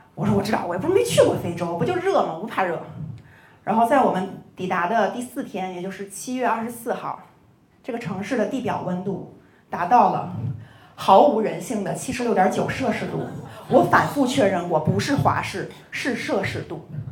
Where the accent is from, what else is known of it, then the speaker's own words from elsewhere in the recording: China; 我说中国人觉得天下都是一样的，所以我们没必要去占领别人的领土